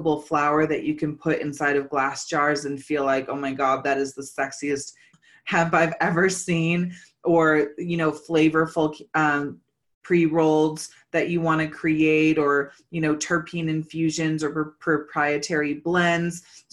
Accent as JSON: {"language": "English", "region": "California", "country": "United States", "said": "I'm originally from California too"}